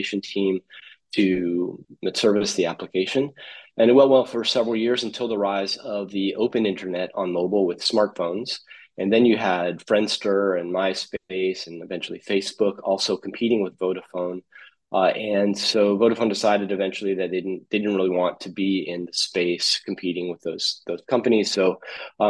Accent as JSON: {"language": "English", "country": "United States", "tie": "born or raised there", "also_born_or_lived": "Japan", "moved": "yes", "lives_now": "Philippines", "said": "I was born in the United States. I'm American"}